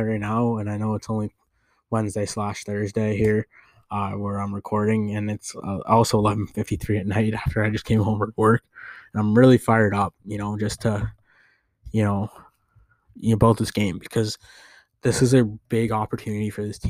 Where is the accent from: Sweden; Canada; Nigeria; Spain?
Canada; I am Canadian